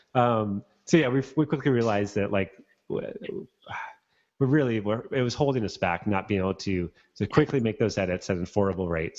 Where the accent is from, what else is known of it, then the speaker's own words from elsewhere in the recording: Bellingham, Washington, United States; moved away; back in my hometown of Bellingham